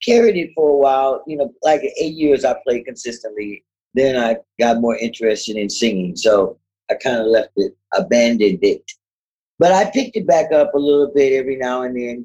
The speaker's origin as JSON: {"language": "English", "town": "Berkeley", "region": "California", "country": "United States", "tie": "born or raised there", "said": "I'm from California, Berkeley"}